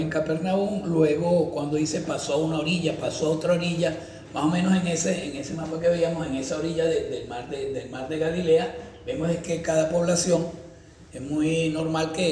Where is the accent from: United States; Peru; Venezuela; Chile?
Venezuela; San Fernando de Apure, Apure; also born or lived in Valencia; soy de San Fernando de Apure, yo soy llanero, sí.